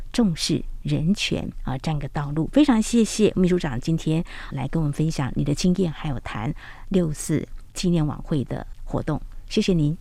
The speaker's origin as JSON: {"language": "Chinese", "country": "Taiwan", "said": "香港已经现在都寄望在我们台湾"}